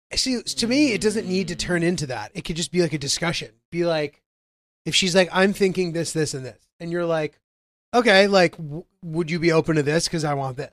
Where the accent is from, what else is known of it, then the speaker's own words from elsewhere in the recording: Connecticut, United States; growing up in Connecticut